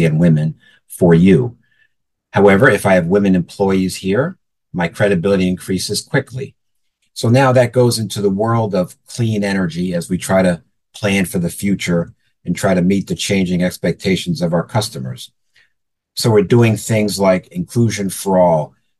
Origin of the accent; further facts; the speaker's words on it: East Orange, New Jersey, United States; I happen to be a native of East Orange, New Jersey, which is right in our service territory.